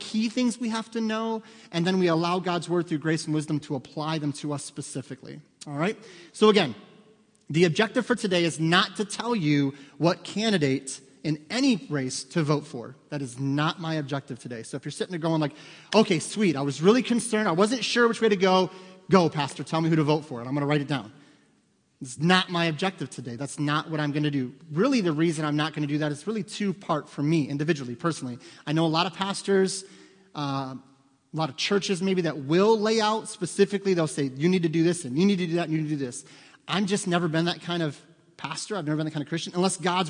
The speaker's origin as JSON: {"language": "English", "country": "United States", "said": "as an American citizen"}